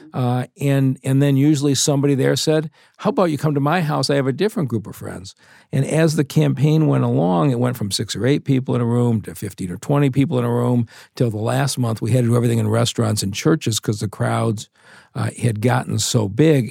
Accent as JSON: {"language": "English", "town": "Detroit", "region": "Michigan", "country": "United States", "tie": "born or raised there", "said": "I was born in Detroit and my, uh, family been there for three or four, uh, generations"}